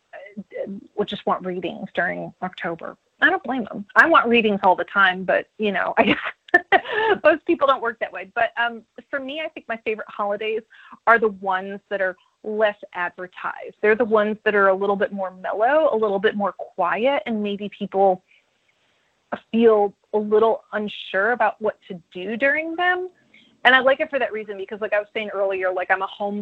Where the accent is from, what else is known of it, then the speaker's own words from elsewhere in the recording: Northeast, United States; moved away as an adult; now in Nashville, United States; I'm from the Northeast, so I went to the Big E, and it was like this agricultural fair